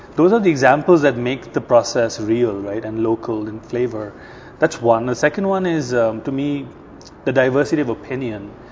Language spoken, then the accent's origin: English; India; also born or lived in New York; now in Sweden; I'm from India originally.